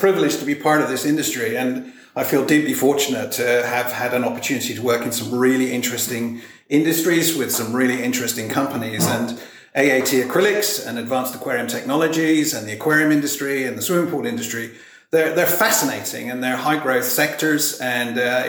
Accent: South West England, United Kingdom; accent: melting pot of different accents; also born or lived in Europe / Asia / America; now in Australia; My accent's a little bit messed up because it's a melting pot of different accents. I actually grew up in regional England in the Cotswolds.

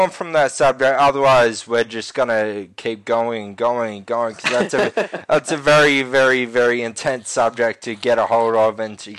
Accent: Australia; And it's kind of true in a way, like we as a nation don't support the art as much as we should.

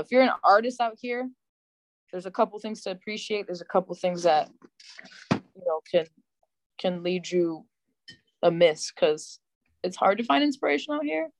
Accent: Buffalo, New York, United States; we're Buffalo

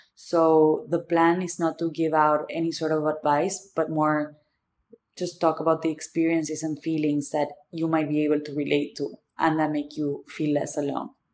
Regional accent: Argentina; accent: thick accent; English is a second language; moved away as an adult; also born or lived in Boston; now in New York, United States; The thick accent is because I'm from Argentina

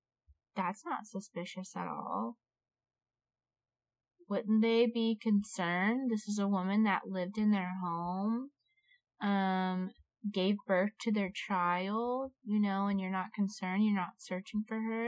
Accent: Florida, United States; moved away; Only in my hometown. Only in Florida.

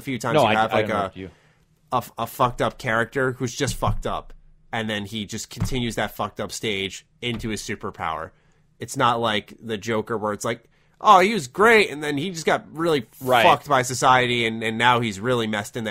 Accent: New York, United States; I'm a New Yorker

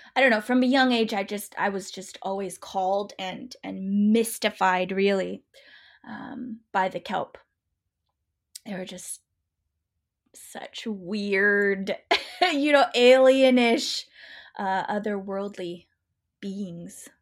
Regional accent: Pacific Northwest, United States; I grew up in the Pacific Northwest

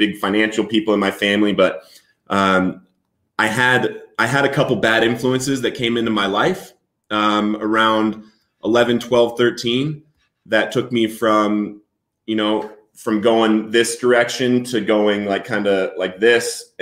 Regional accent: Littleton, Colorado, United States; also born or lived in San Diego, California; I was born in San Diego, but I grew up in Littleton, Colorado

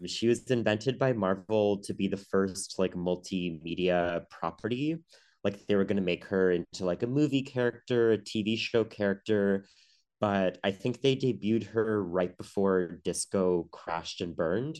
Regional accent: Ottawa, Ontario, Canada; I grew up in Ottawa, the nation's capital

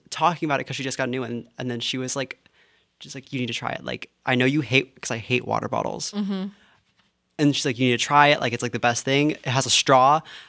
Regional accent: Greenville, North Carolina, United States; moved away; I'm from Greenville, North Carolina. I'm a junior acting major here at TCU.

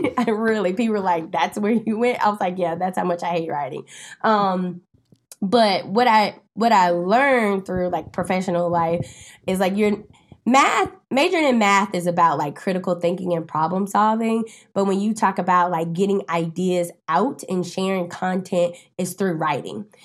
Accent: Winston-Salem, North Carolina, United States; now in Charlotte, United States; I'm originally from Winston-Salem, North Carolina

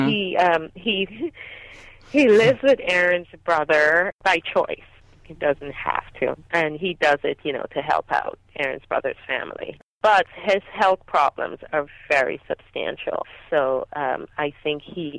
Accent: Guyana; now in Los Angeles, United States; I grew up in Guyana in a multi-generational home

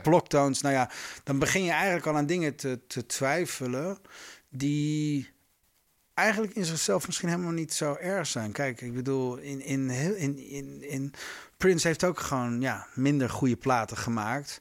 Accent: Groningen, Netherlands; moved away; Ik kom uit Groningen oorspronkelijk

